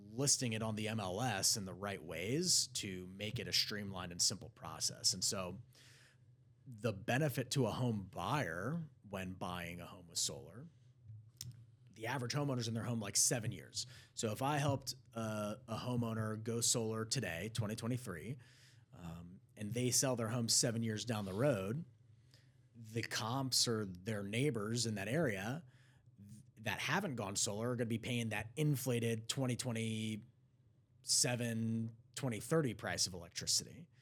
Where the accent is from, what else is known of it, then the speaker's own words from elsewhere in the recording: Prosper, Texas, United States; Growing up in Prosper